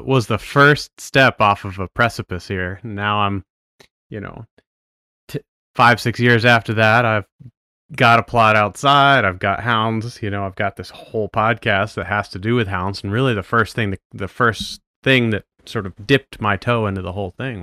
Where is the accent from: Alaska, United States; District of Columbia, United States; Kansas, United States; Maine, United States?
Maine, United States; I'm from Maine